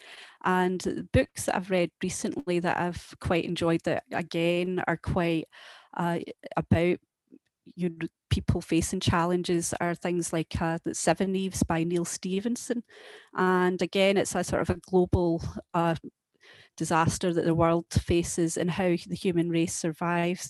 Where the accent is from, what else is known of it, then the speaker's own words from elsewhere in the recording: Lanark, Scotland, United Kingdom; I was brought up in Lanark